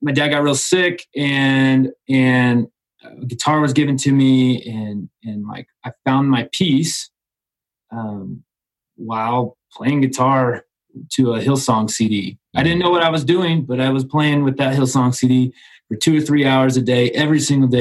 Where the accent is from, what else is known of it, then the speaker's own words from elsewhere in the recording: Southern Indiana, United States; I'm from Indiana, Southern Indiana.